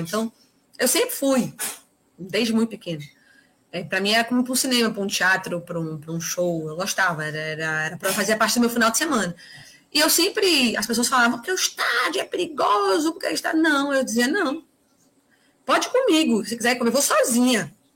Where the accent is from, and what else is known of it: Northeast Region, Brazil